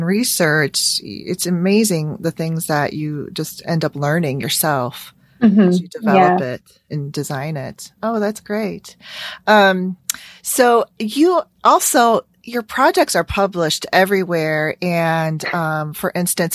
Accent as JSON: {"language": "English", "town": "Chicago", "region": "Illinois", "country": "United States", "tie": "born or raised there", "said": "I'm American and I grew up in, you know, suburban Chicago"}